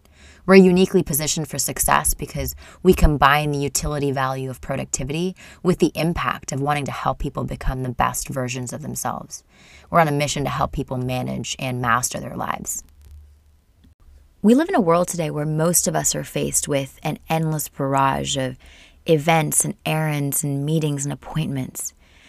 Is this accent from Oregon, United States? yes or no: yes; Portland, Oregon, United States; also born or lived in India; I am from Portland, Oregon. That's what I would call home. But I was born in India and am a Canadian citizen.